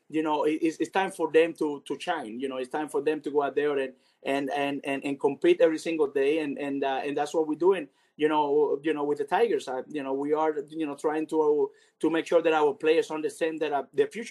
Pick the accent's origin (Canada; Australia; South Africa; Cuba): Cuba; also born or lived in Venezuela; now in United States